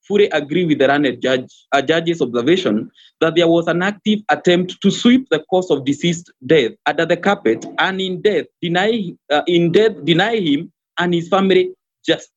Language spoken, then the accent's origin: English; Kenya; as a Kenyan